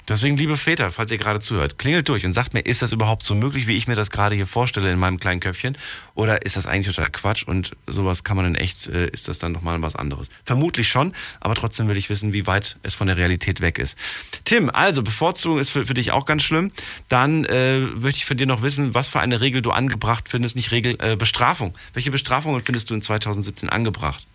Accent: Frankfurt, Hesse, Germany; Ich auch

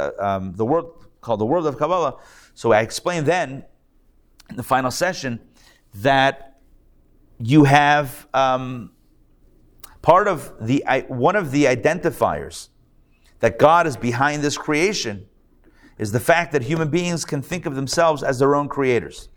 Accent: Pittsburgh, Pennsylvania, United States; now in Atlanta, United States; I'm from Pittsburgh. I'm a Steelers fan.

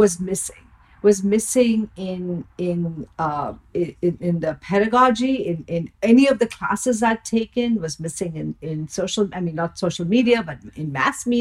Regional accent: India; moved away; I grew up in India

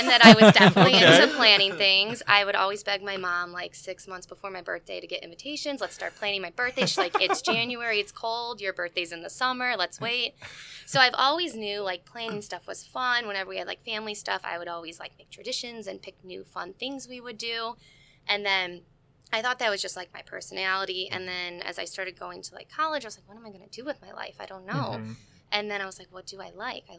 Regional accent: St. Charles, United States; I'm from St. Charles

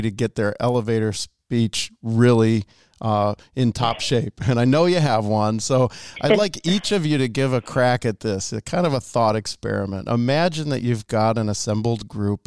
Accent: Michigan, United States; moved away; I grew up in Michigan

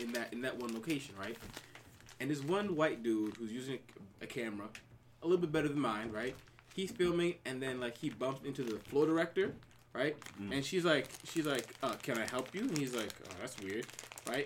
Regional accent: Long Island, New York, United States; also born or lived in Brooklyn, New York; I'm from New York, born in Brooklyn, raised on Long Island

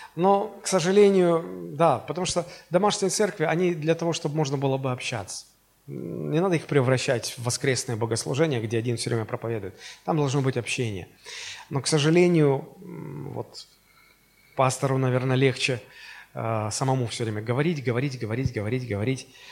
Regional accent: Russia; мы из Советского Союза э, превратились в Российскую Федерацию

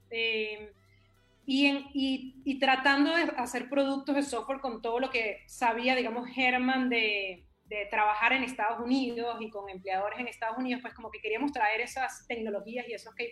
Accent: Venezuela; also born or lived in Chile / Panama / New York; now in Peru; Sí, sí, y antes de eso viví en varios lugares. De Venezuela me fui a Chile, de Chile a Panamá, de Panamá a Nueva York y de Nueva York a Perú.

